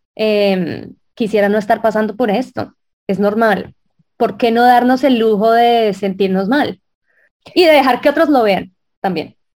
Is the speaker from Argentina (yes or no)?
no; Colombia; yo soy colombiana